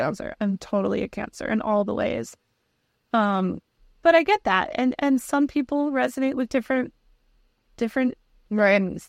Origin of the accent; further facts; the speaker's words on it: Connecticut, United States; we're from Connecticut